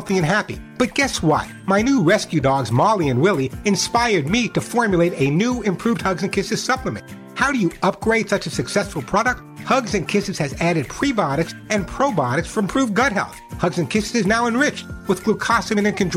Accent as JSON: {"language": "English", "region": "New York", "country": "United States", "accent": "New York", "moved": "yes", "lives_now": "California, United States"}